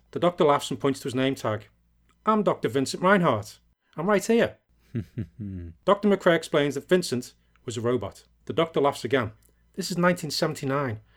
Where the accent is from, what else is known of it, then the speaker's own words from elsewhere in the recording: England, United Kingdom; Yeah, I think it helps because I'm English as well.